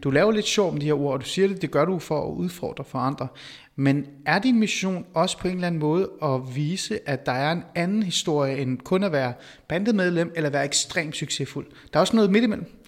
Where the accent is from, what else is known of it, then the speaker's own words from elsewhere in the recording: North Zealand, Capital Region of Denmark, Denmark; Jeg er vokset op i Nordsjælland